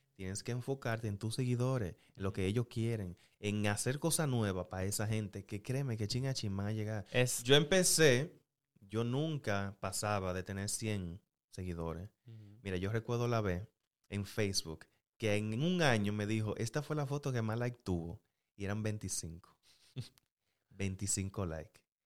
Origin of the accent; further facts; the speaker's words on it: Santiago, Dominican Republic; yo soy de Santiago